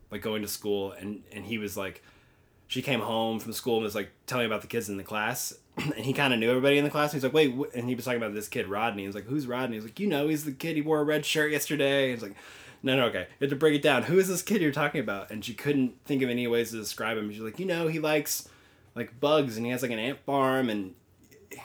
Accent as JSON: {"language": "English", "region": "the South", "country": "United States", "tie": "born or raised there", "said": "I was raised in the South"}